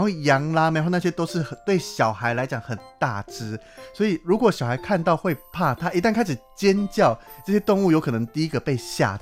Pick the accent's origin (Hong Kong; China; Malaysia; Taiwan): Taiwan; 连我自己身为台湾人